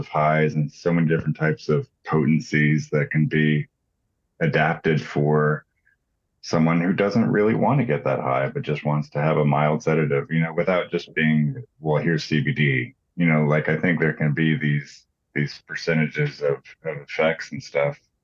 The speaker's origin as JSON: {"language": "English", "town": "Houston", "region": "Texas", "country": "United States", "tie": "born or raised there", "said": "I grew up in Houston"}